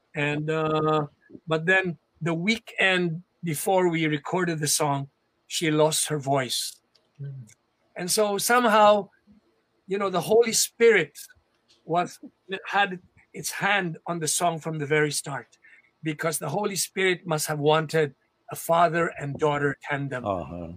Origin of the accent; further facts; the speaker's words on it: Philippines; I have Chinese blood, yes, but I am a Filipino. In my heart and my soul, I am a Filipino and I'm proud of being a Filipino